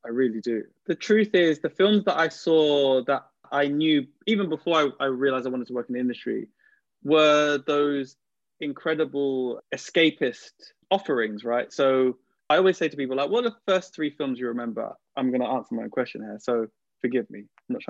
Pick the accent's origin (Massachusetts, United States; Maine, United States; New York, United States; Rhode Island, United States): New York, United States; I grew up on East Coast hip-hop before West Coast hip-hop, right? So it's also because I lived in New York as a kid and all these other things.